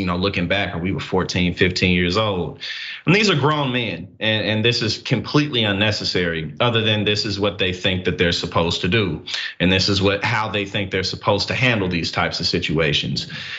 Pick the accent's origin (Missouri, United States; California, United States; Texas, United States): Missouri, United States; St. Louis; where I grew up in St. Louis